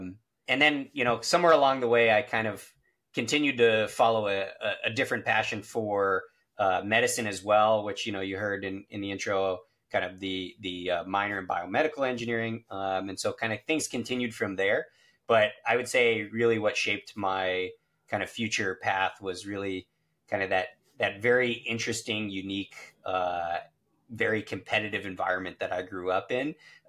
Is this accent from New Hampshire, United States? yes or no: yes; southern New Hampshire, United States; also born or lived in Boston, Massachusetts / upstate New York; I was born in Boston at Brigham and Women's and then grew up in southern New Hampshire, about 20 minutes away from where our facility is currently located.